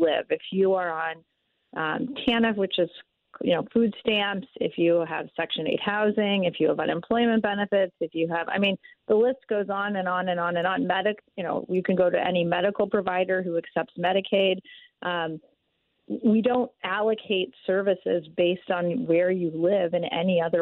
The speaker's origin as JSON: {"language": "English", "region": "Texas", "country": "United States", "tie": "born or raised there", "moved": "as an adult", "lives_now": "Missouri, United States", "said": "I grew up in Texas"}